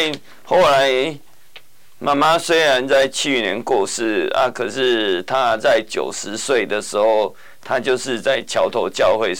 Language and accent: Chinese; Kaohsiung, Taiwan; moved away as an adult; also born or lived in Taichung; now in Chiayi, Taiwan; 因为我本身是高雄人，然后又在高雄长庚。